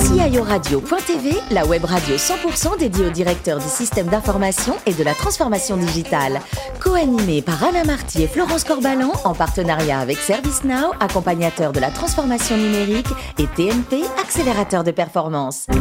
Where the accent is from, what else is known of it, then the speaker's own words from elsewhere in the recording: Avignon, Provence-Alpes-Côte d'Azur, France; je suis d'Avignon